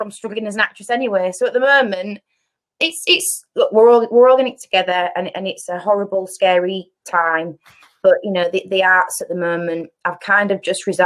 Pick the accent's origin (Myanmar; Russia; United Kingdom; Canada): United Kingdom; I grew up in Eastall.